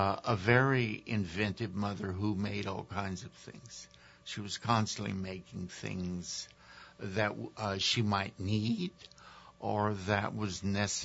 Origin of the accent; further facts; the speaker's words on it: Mamou, Louisiana, United States; moved away; my early teachers growing up in Mamou